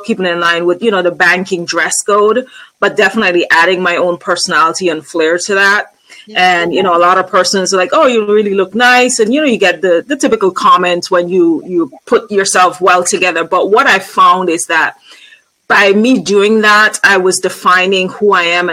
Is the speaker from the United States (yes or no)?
no; Antigua & Barbuda; moved away; I'm originally from Antigua and Barbuda, which is in the Caribbean